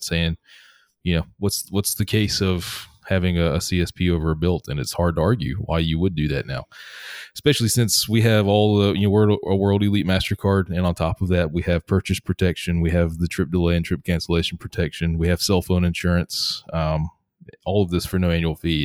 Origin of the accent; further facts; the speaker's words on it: Atlanta, Georgia, United States; moved away as an adult; also born or lived in Seattle; in my home, uh, where I grew up in Atlanta